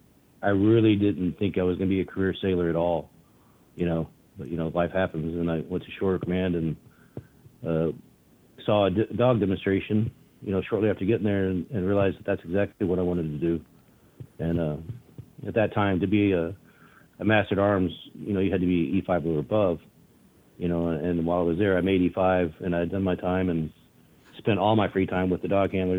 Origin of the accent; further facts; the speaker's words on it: Austin, Texas, United States; also born or lived in San Antonio, Texas; I was born in San Antonio, raised in Austin, Texas. So Texan pretty much my whole chosen life